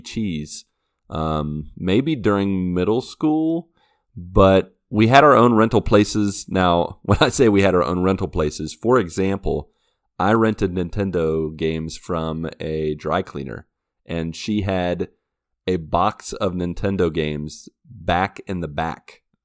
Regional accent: Washington, Pennsylvania, United States; my hometown in Washington, P A.

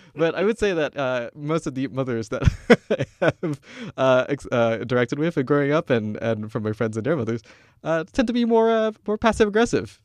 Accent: Kuala Lumpur, Malaysia; moved away as an adult; I'm Malaysian. Like, I'm born and raised in Kuala Lumpur. uh, only moved here in two thousand eight

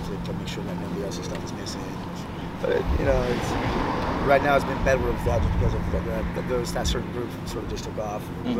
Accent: Long Beach, California, United States; also born or lived in Kansas; now in San Pedro, United States; I was born and raised in Long Beach

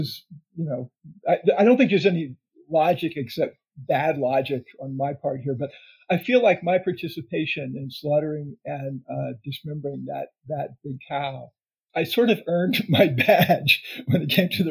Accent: the South, United States; I was raised in the South and fried chicken was a staple

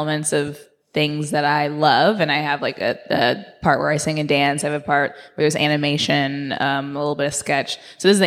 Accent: Indianapolis, Indiana, United States; moved away as an adult; also born or lived in Orlando, Florida; Indianapolis, Indiana

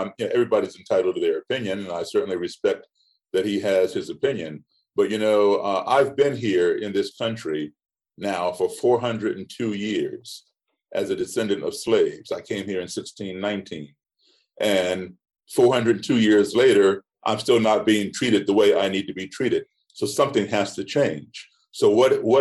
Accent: United States; also born or lived in Ethiopia / Ghana / Guinea / Senegal; I am an American, and this is my country

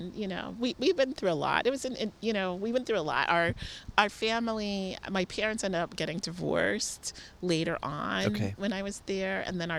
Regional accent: Detroit, Michigan, United States; born there; But I was born in Detroit for a special reason. My parents were at the University of Michigan.

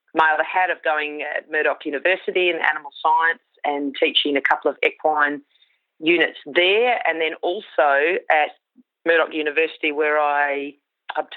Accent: Queensland, Australia; I grew up in Queensland, a small rural property there.

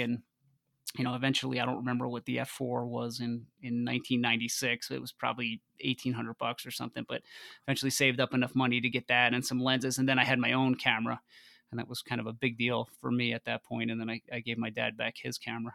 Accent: north of New York City, United States; moved away as an adult; now in Boulder, United States; I moved out to Boulder from from New York. Uh, I grew up just north of the city

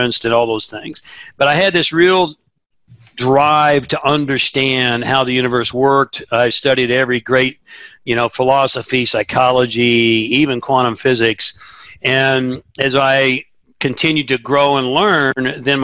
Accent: Tulsa, Oklahoma, United States; I grew up in Tulsa, Oklahoma

